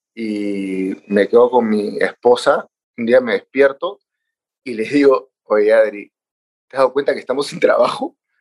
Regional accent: Peru; moved away; yo ya vivo a casi nueve años, soy peruano

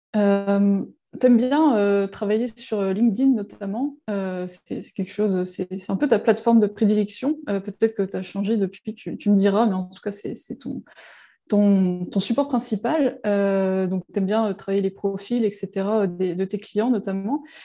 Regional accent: Breton, Brittany, France; on est breton

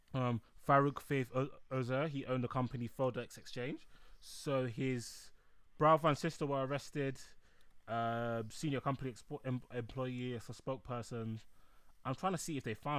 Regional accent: England, United Kingdom; I'm from England

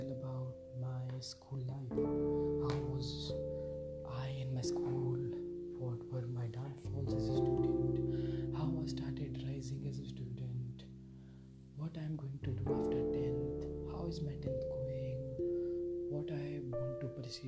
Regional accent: Vadodara, Gujarat, India; I am from India. In India there is a state named Gujarat, and in Gujarat I am from Vadodara

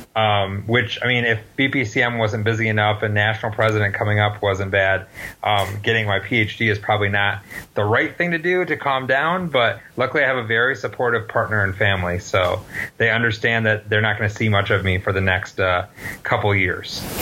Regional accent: Western Michigan, United States; I grew up in Western Michigan

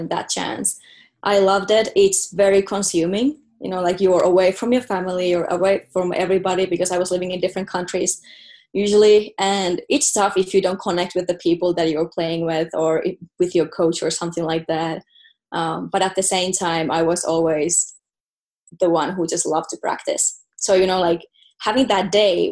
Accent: Pihtipudas, Central Finland, Finland; first language Finnish; English is a second language; moved away as an adult; also born or lived in Germany; I am from Finland, a city called, it's not even a city, it's a village called Pihtipudas.

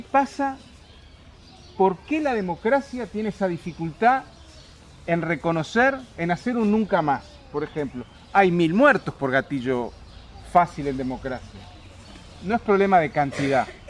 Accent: Uruguay; moved away; yo fui exiliado, soy uruguayo

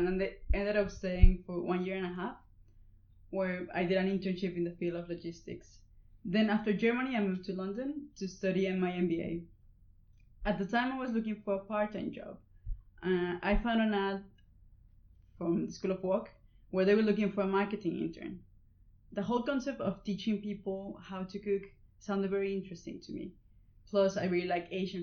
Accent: Coahuila, Mexico; moved away as an adult; now in United Kingdom; Barbecues in my hometown are almost like a ritual.

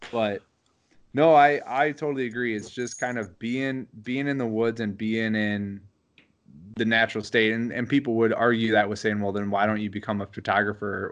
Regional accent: Wisconsin, United States; growing up in Wisconsin

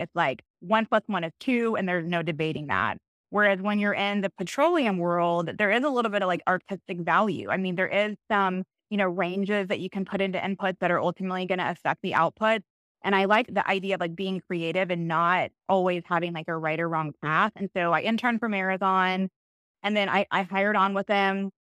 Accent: Cypress, Texas, United States; I grew up in Cyprus, Cyprus, Texas, just, you know, Northwest Houston

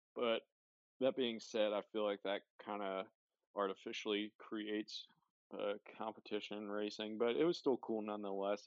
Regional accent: near Philadelphia, Pennsylvania, United States; I grew up near Philadelphia, so I was a Phillies fan

